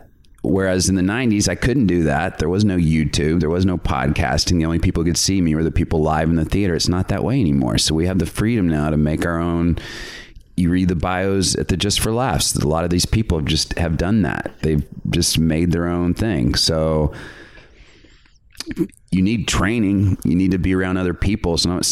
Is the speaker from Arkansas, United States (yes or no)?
yes; Little Rock, Arkansas, United States; So I'm from Little Rock, Arkansas.